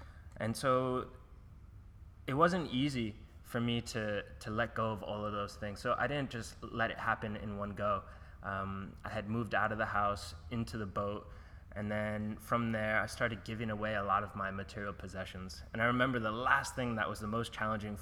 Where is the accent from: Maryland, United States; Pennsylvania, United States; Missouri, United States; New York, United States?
New York, United States; Oceanside; moved away as an adult; also born or lived in Florida / California / Mexico / Bangkok; now in Australia; I grew up in New York, Long Island, Oceanside